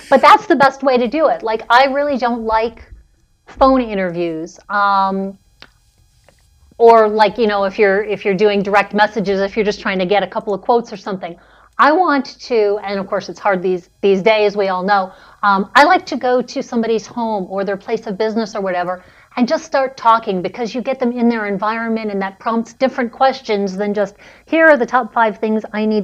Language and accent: English; Philadelphia, Pennsylvania, United States; So I'm from Philadelphia.